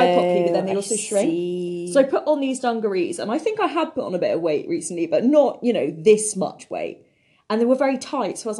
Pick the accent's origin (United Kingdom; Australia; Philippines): United Kingdom; I would say I'm British, I wouldn't say I'm English, even though the majority of my ancestry is just English